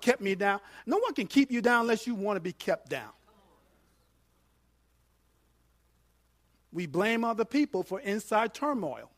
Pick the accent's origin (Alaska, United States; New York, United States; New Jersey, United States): New York, United States; I'm from New York